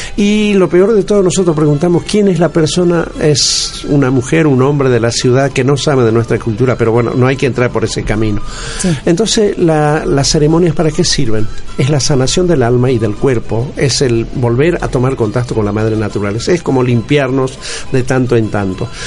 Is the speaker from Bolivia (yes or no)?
yes; Bolivia; Yo soy andino, como es de Bolivia.